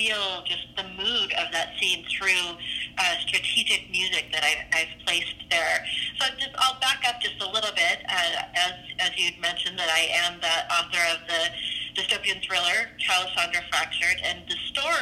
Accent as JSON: {"language": "English", "town": "Seattle", "region": "Washington", "country": "United States", "moved": "as an adult", "lives_now": "Southern California, United States", "said": "I am originally from the Seattle area"}